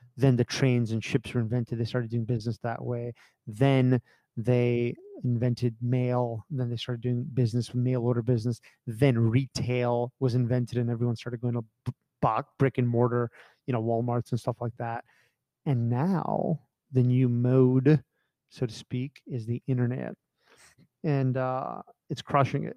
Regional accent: United States; I grew up in America

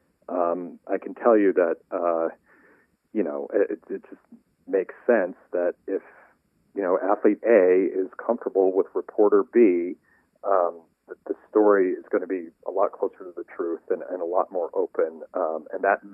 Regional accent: Washington, District of Columbia, United States; a World Series in my hometown

